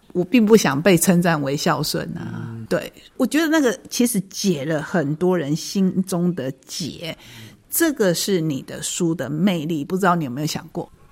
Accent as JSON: {"language": "Chinese", "country": "Taiwan", "said": "对我们台湾人来讲非常重要的过年"}